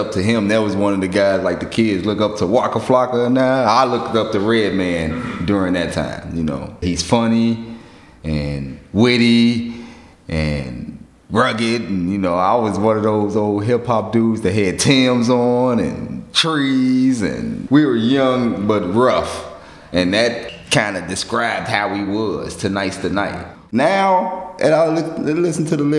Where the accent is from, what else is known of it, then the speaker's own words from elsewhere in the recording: Chicago, Illinois, United States; I am from the South Side of Chicago, East Side, 67th, on down from Stony to the Lake, 67 to about 87, for almost half my life